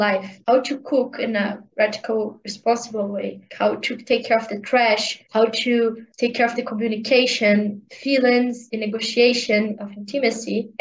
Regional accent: Brazil; English is a second language; to leave of my parents' house and to live in a different state, in a different country, not country, in a different part of the Brazil

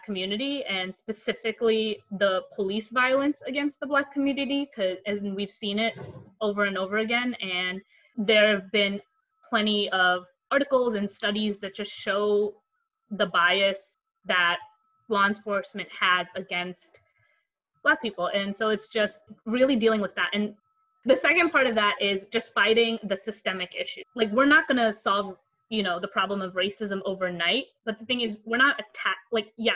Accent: Elmwood Park, New Jersey, United States; also born or lived in India; I am from Elmwood Park, New Jersey, about 10 miles out of New York City. I was born in India, and my family and I moved here when I was 8 years old

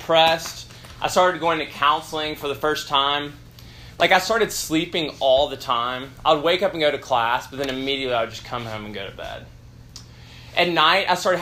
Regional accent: Memphis, Tennessee, United States; moved away as an adult; I grew up in Memphis, Tennessee, and I was a high-achieving student

